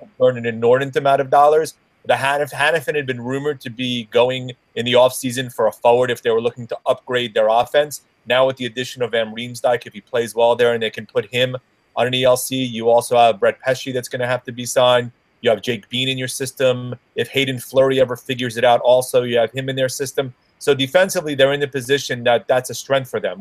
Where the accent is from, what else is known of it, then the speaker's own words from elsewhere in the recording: Merrick, New York, United States; my hometown, mm-hmm. where I live out in Merrick